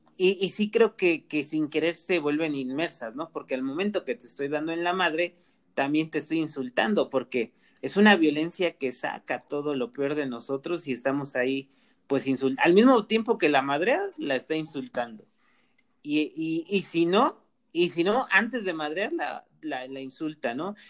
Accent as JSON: {"language": "Spanish", "country": "Mexico", "said": "como sociedad mexicana"}